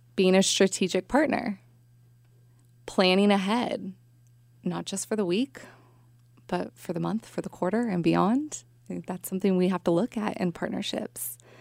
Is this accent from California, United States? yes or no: yes; Bay Area, California, United States; I grew up in the Bay Area, lived here my whole life